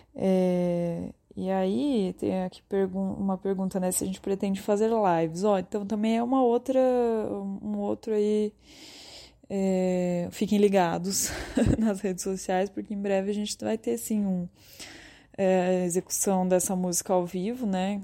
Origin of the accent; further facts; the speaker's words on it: Ribeirão Preto, São Paulo, Brazil; eu e o João, a gente é de Ribeirão Preto, no interior de São Paulo